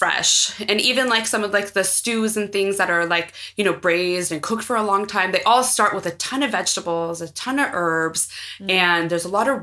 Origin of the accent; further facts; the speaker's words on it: San Francisco, California, United States; I was born here in San Francisco